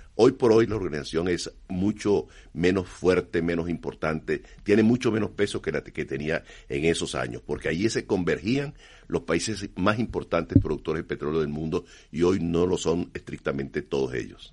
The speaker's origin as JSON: {"language": "Spanish", "country": "Venezuela", "said": "Yo soy venezolano"}